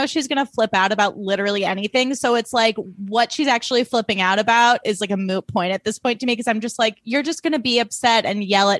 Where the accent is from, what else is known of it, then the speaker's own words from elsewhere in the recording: Highland Park, Illinois, United States; I grew up in Highland Park, Illinois, where there were a lot of snobby Jewish moms who made me feel bad about myself.